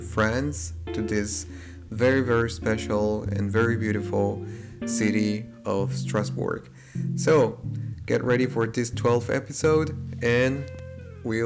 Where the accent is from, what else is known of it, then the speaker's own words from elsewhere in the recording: Guatemala; now in Baden-Württemberg, Germany; I come from Guatemala